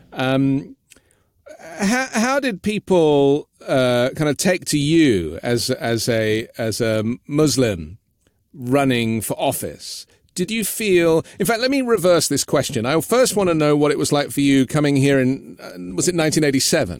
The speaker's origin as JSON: {"language": "English", "region": "London", "country": "United Kingdom", "tie": "born or raised there", "said": "I grew up in London"}